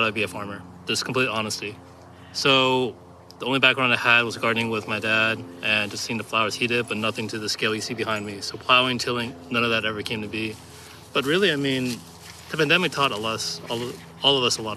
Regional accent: Dallas, Texas, United States; moved away; I'm actually originally from Dallas

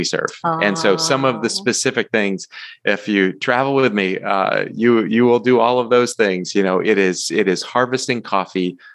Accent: Massachusetts, United States; my roots growing up in Massachusetts

